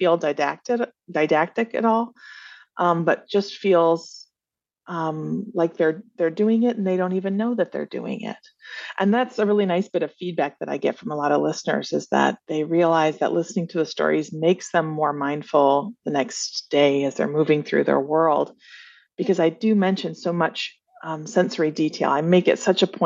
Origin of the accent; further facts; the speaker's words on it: Flint, Michigan, United States; I grew up in Flint, Michigan in the 80s